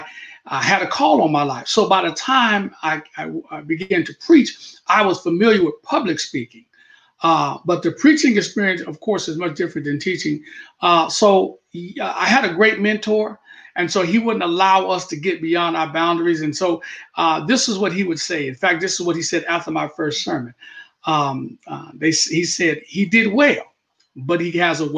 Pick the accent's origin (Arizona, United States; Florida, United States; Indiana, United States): Arizona, United States; Tucson; moved away as an adult; also born or lived in Colorado Springs, Colorado; now in Lawton, United States; I'm from Tucson, Arizona, and grew up there